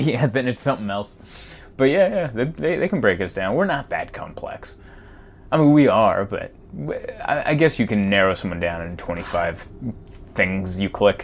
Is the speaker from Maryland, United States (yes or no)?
no; San Diego, California, United States; also born or lived in Budapest, Hungary / Pittsburgh; lived in Pittsburgh for a few years, but mainly raised in San Diego